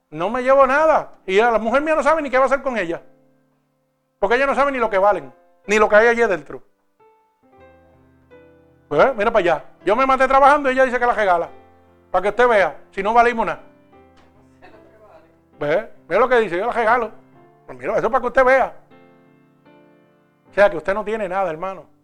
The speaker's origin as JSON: {"language": "Spanish", "country": "Puerto Rico", "moved": "yes", "lives_now": "New York, United States", "said": "cuando yo vine de Puerto Rico a Nueva York, vinimos con una máquina espiral y más nada."}